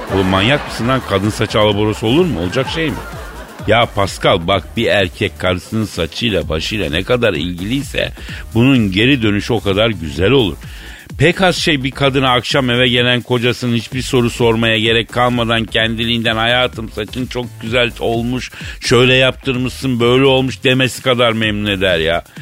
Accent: Turkey; Ben Türk'üm

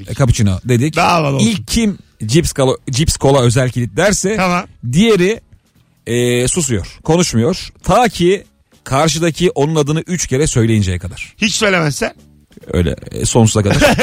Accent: Avcılar, Istanbul, Turkey; Yo ben avcılarda büyüdüm. Avcılar bilir.

